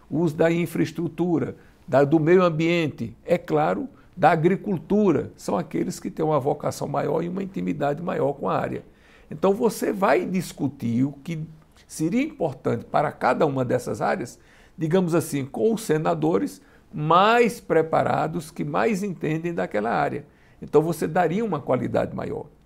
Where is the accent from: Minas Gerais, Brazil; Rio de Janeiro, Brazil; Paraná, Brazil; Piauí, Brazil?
Piauí, Brazil; eu sou do Piauí.